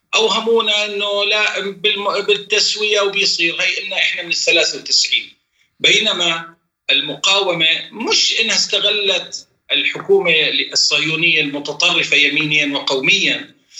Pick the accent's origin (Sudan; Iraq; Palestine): Palestine; إحنا كفلسطينيين